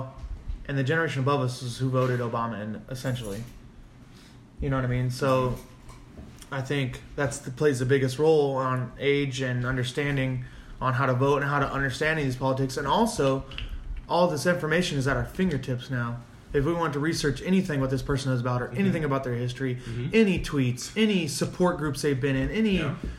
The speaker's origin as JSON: {"language": "English", "town": "Las Vegas", "region": "Nevada", "country": "United States", "tie": "born or raised there", "said": "because that's my hometown."}